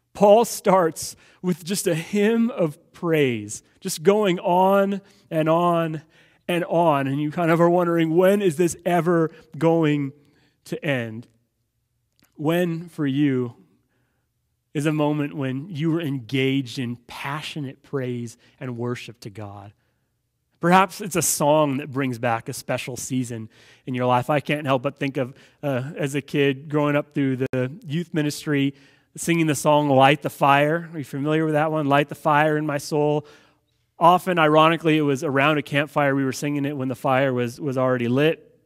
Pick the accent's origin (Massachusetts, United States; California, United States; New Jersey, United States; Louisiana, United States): California, United States; Los Angeles; growing up in Los Angeles